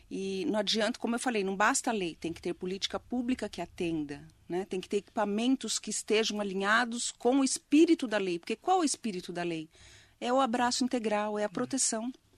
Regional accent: Poá, São Paulo, Brazil; moved away as an adult; now in Mogi das Cruzes, Brazil; eu amo muito Poá né eu falo que eu saí de Poá mas Poá não saiu de mim

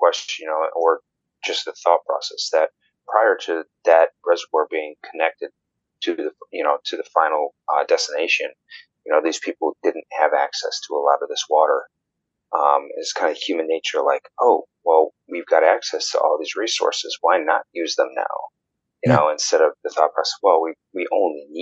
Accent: Warsaw, New York, United States; moved away as an adult; also born or lived in Albany, New York; grew up in Western New York, did a lot of things outdoors when I was a kid, spent a lot of time at Letcher State Park, lived in, or I grew up around Warsaw.

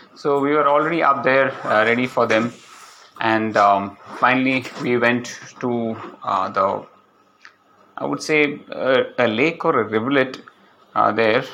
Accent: Palakkad, Kerala, India; moved away; reached Palakkad, and uh, it's my hometown.

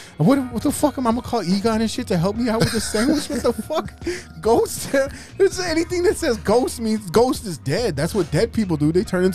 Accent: Chicago, Illinois, United States; Yeah, I am from Chicago. We like to eat our hot chips up there in Chicago

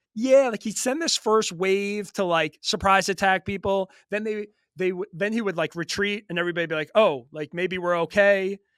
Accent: Long Island, New York, United States; growing up in New York just was a big hip hop, rap guy

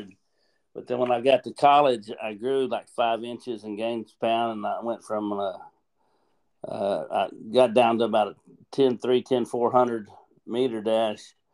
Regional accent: Hereford, Texas, United States; moved away as an adult; also born or lived in Houston area, Texas; I'm from Hereford, Texas, up by Amarillo

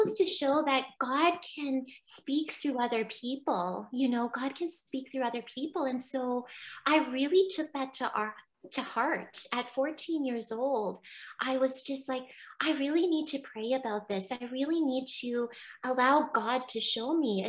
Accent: Barry's Bay, Ontario, Canada; I went to Our Lady Seat of Wisdom College in my hometown, in Barry's Bay.

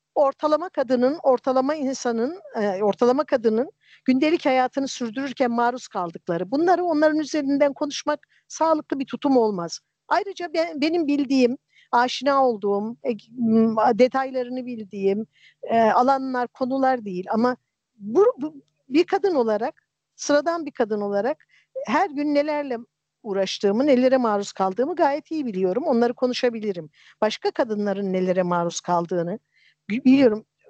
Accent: a village of Erzincan, Turkey; also born or lived in Kelkit, Gümüşhane; ben Erzincan'ın bir köyünde büyüdüm. Kelkit'in bir köyünde doğdum.

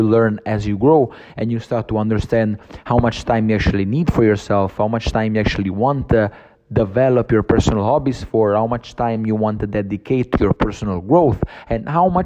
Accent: Naples, Campania, Italy; moved away as an adult; also born or lived in Rome; I came back to Naples, which is basically my hometown

